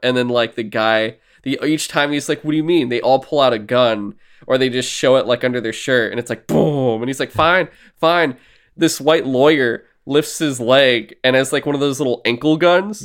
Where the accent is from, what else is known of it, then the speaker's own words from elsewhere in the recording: United States; I'm American